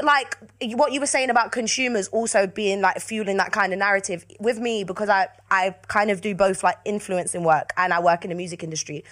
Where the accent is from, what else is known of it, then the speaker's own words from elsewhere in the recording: London, United Kingdom; I'm from South London.